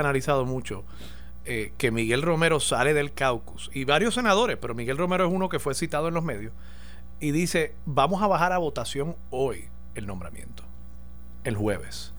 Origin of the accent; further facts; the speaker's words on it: Puerto Rico; nosotros como puertorriqueños